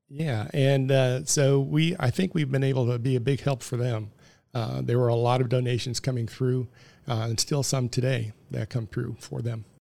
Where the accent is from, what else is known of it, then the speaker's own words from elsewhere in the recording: Detroit, Michigan, United States; I was born in sixty-three. um, in the Detroit area. They moved to the Detroit area